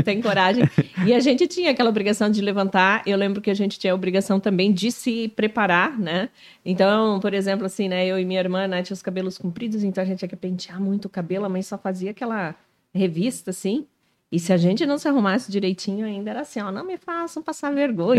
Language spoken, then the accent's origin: Portuguese; Canoinhas, Santa Catarina, Brazil; now in Joinville, Brazil; Eu sou natural de Canoinhas.